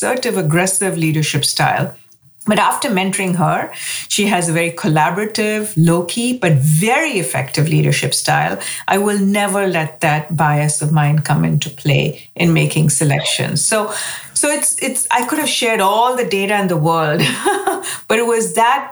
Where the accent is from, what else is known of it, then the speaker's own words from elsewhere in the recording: India; moved away as an adult; now in United States; I grew up in India, you know, came to the United States to go to graduate school.